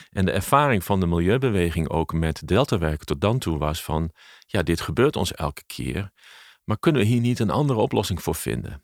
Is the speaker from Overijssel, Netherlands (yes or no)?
no; Leeuwarden, Friesland, Netherlands; het opgroeien in Friesland